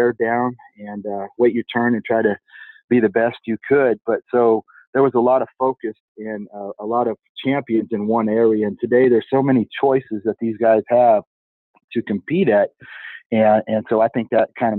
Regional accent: Turlock, California, United States; also born or lived in Visalia, California; I actually grew up in a sale barn in Turlock, California. I was born in Visalia, California in 1969

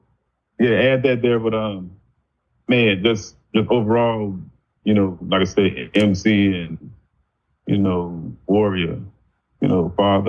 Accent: Chicago, Illinois, United States; moved away as an adult; now in Pine Bluff, United States; I'm originally from Chicago.

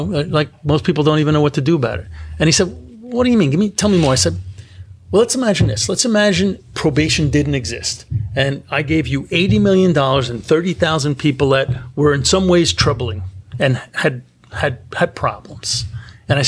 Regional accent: New York City, New York, United States; I grew up in Brooklyn

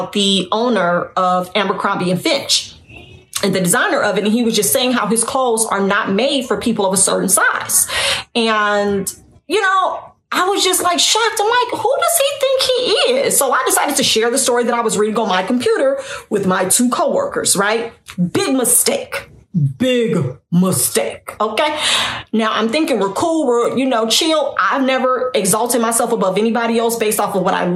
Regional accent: Northwest Indiana, United States; I'm from Northwest Indiana. And growing up, I was always the smallest person in my circle

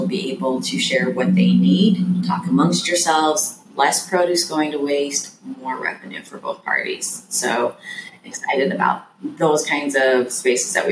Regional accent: Wyoming, United States; now in Durham, United States; I'm from Wyoming, so originally

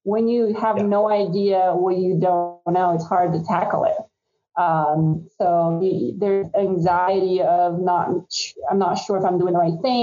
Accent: Brazil; moved away as an adult; now in United States; I'm from Brazil originally

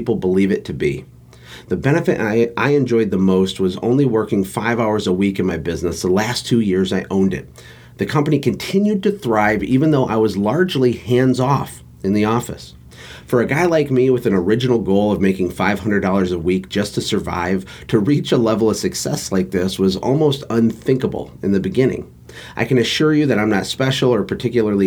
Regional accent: Flint, Michigan, United States; I was born in Flint, Michigan to a lower middle class working family

